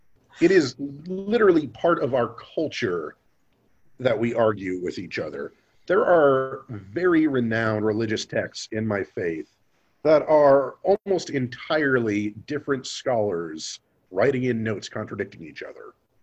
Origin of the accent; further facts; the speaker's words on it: Buffalo, New York, United States; born there; now in Kansas, United States; I mean, I was born in New York.